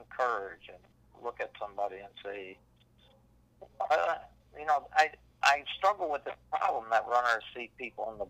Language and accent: English; Pennsylvania, United States; growing up in Pennsylvania